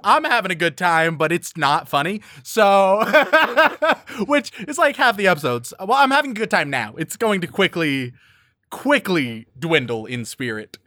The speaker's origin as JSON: {"language": "English", "country": "United States", "said": "I am an American"}